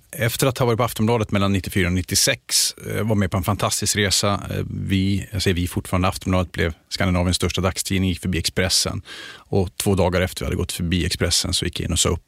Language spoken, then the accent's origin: Swedish; Luleå, Norrbotten County, Sweden; accent: Luleå dialect; moved away as an adult; now in Stockholm, Sweden; Då hörs det mer att jag kommer från Luleå. Men annars så har jag slipat bort eller tappat lite grann den dialekten.